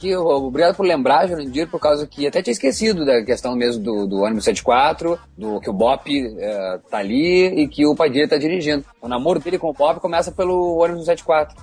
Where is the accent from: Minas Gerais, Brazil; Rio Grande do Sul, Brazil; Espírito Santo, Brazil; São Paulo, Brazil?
Rio Grande do Sul, Brazil; como gaúcho aqui